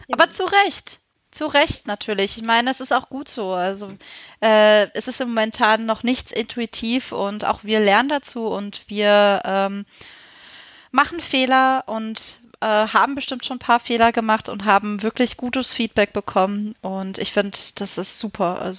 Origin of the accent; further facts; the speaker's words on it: Southern Germany, Germany; wir beide sind eigentlich aus Süddeutschland und wir sind beide aus Süddeutschland